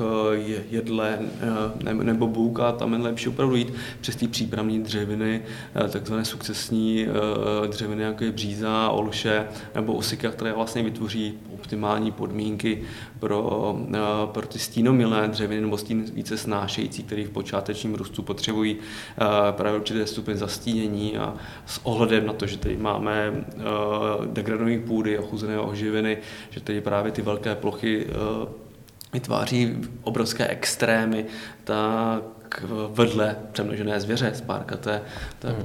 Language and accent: Czech; Pardubice Region, Czechia; já jsem z Pardubického no, kraje